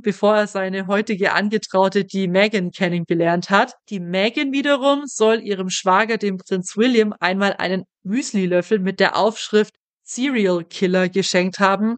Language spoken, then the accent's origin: German; Germany; hier bei uns in Deutschland